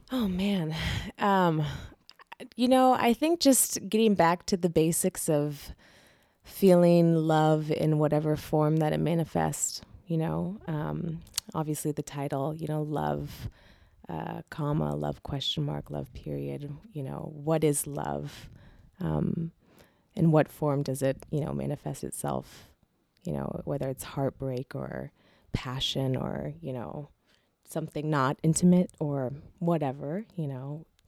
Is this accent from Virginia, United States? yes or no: no; Seattle, Washington, United States; also born or lived in Boston; I went back to, uh, Seattle. So I lived in Boston from two thousand, uh, six to two thousand eleven. So solid five years there. And then I decided I wanna go back home